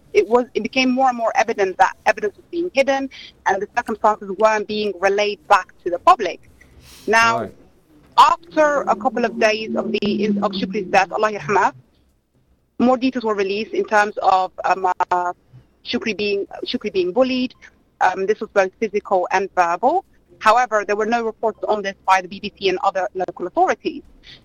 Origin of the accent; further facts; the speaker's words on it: Birmingham, West Midlands, United Kingdom; No. We're primarily from Birmingham.